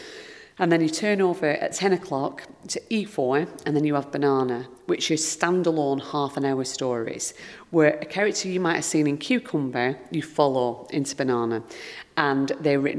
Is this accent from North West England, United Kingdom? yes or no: yes; Lancashire, North West England, United Kingdom; where I grew up in Lancashire